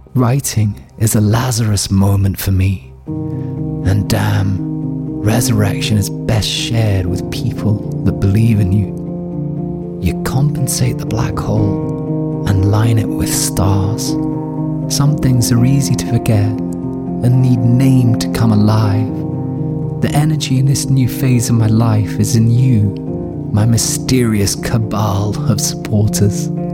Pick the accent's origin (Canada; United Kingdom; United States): United Kingdom; Scotland; now in Berlin, Germany; It's a habit formed from growing up in Scotland